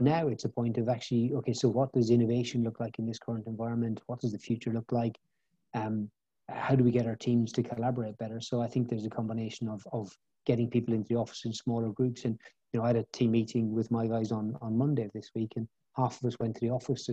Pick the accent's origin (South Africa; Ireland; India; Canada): Ireland; moved away as an adult; also born or lived in Bristol; I grew up in Southern Ireland and did my Leaving Cert, which is the A-level equivalent in Ireland.